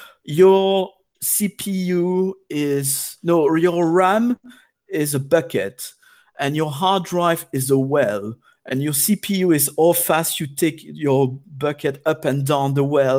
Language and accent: English; Belgium; first language French; English is a second language; now in London, United Kingdom; I'm not French myself, I'm Belgian, but French is my first language.